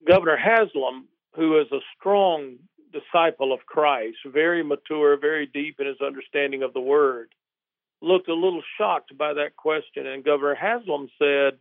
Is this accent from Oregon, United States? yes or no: no; South Alabama, United States; moved away as an adult; also born or lived in Mississippi / New Orleans / East Tennessee; now in Tennessee, United States; my wife and I grew up in South Alabama